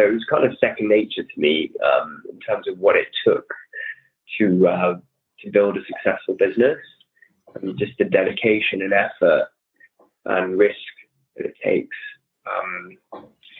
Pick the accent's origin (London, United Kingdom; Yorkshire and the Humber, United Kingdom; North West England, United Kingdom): London, United Kingdom; I was born and raised in London, Northwest London